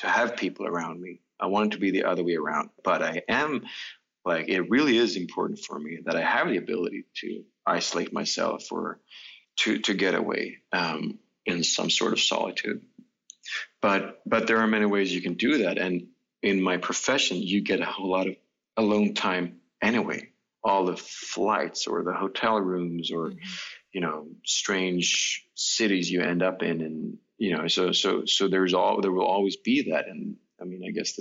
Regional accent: Stockholm, Stockholm County, Sweden; the apartment houses I grew up in Stockholm

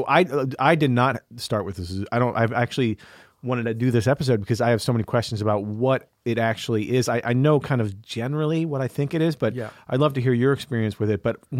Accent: High Ridge, Missouri, United States; growing up in High Ridge

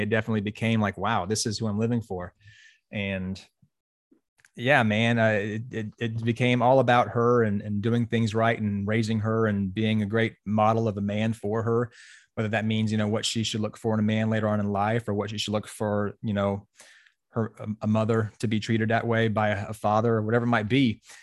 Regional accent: Pensacola, Florida, United States; I grew up in Pensacola, Florida, on the west side of Pensacola or west side of Florida

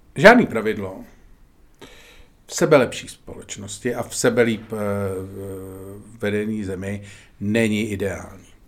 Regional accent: Czechia; jsme momentálně Češi

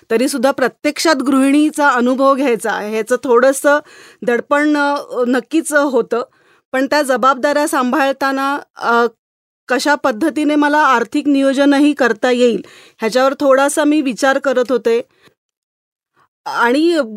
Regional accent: Mumbai, Maharashtra, India; मी मुळची मुंबईची त्याच्यामुळे माझं शिक्षण आणि नोकरीची पहिली संधीसुद्धा मला मुंबईतच मिळाली

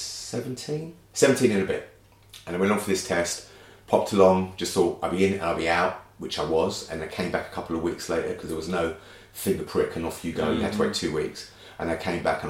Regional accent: London, United Kingdom; growing up in Brixton, at the time that I did, with a racist police force

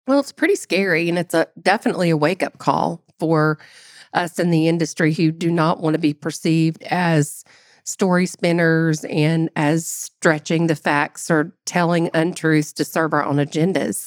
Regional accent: United States; as an American

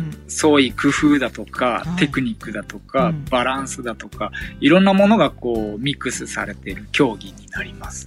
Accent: Tokyo, Japan; moved away as an adult; now in Iida, Japan; 僕東京生まれの東京育ちなんで

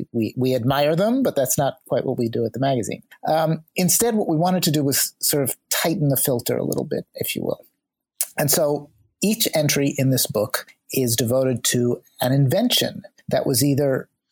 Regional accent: New York City, New York, United States; we as New Yorkers

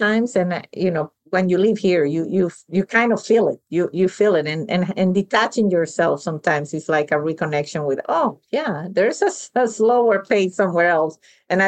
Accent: Venezuela; moved away; I was born and raised in Venezuela, but my family is Sicilian.

